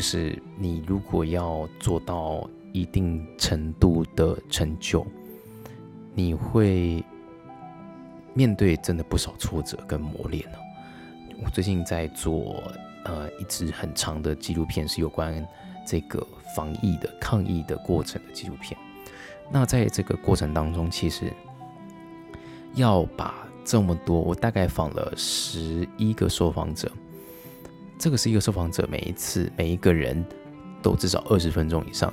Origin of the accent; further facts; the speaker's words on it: Taiwan; 我们都来自台湾